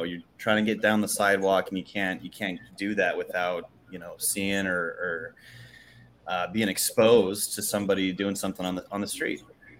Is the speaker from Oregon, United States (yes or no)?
yes; Portland, Oregon, United States; also born or lived in Montana; I'm 29. I've lived in the greater Portland metro area most of my life. I was born in Montana and kind of, you know, grew up back and forth. But for the most part, I've been here in the Portland area for the past 25 years.